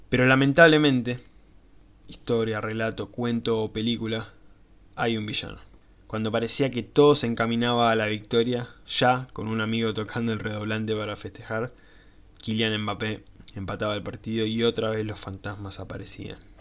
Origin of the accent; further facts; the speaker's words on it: Argentina; como buen argentino